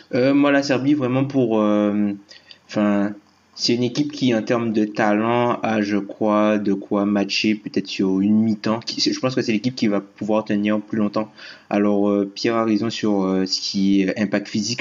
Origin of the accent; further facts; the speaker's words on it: Guadeloupe; Je suis Guadeloupéen